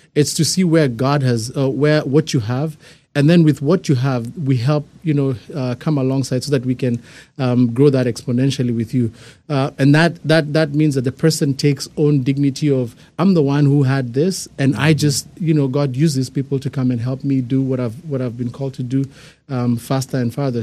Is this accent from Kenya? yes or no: yes; Kenya; moved away; I'm, I'm born and raised in Kenya